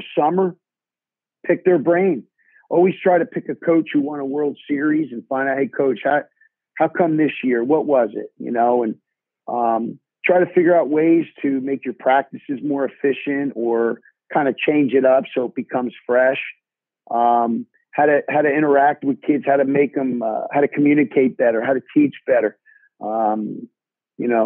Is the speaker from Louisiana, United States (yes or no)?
no; New Jersey, United States; I had some great coaches in growing up in New Jersey